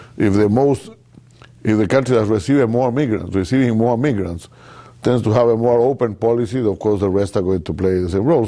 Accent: Chile; I'm from Chile

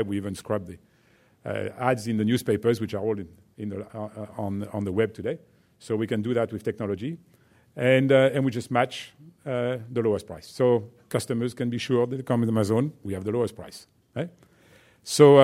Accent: France; accent: French; English is a second language; my French accent

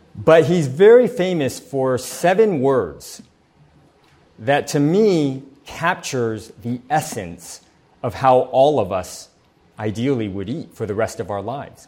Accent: San Diego, California, United States; I grew up here in San Diego

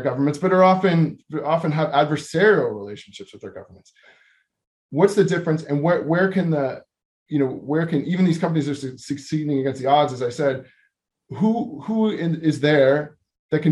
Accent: San Diego, California, United States; I'm a San Diegan

